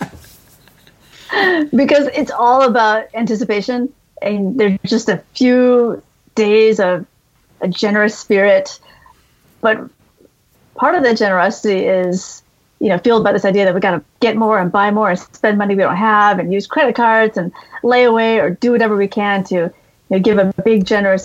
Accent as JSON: {"language": "English", "country": "United States", "tie": "born or raised there", "also_born_or_lived": "Vietnam", "said": "we children grew up here, and, you know, we grew up Buddhist"}